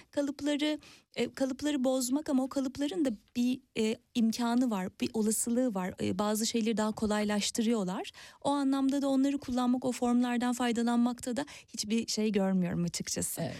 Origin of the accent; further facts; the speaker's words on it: near Kandıra, Kocaeli, Turkey; benim e, büyüdüğüm yere çok yakın Kandıra'da